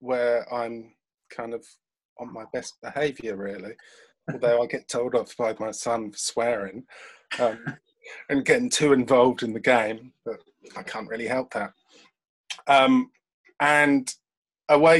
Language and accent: English; London, United Kingdom; moved away as an adult; now in Brighton, United Kingdom; I'm a Londoner, although I do live in Brighton, and I moved from London to Brighton 18 years ago now.